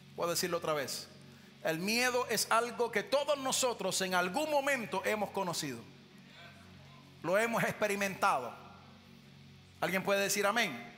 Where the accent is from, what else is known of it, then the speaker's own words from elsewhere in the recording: Puerto Rico; yo nací, me crié en Puerto Rico